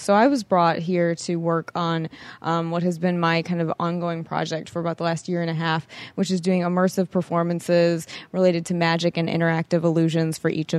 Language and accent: English; Chicago, Illinois, United States; Yes, I'm from Chicago.